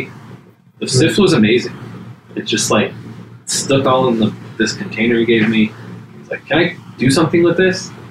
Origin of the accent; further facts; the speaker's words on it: Los Angeles, California, United States; I'm originally from here. I'm just from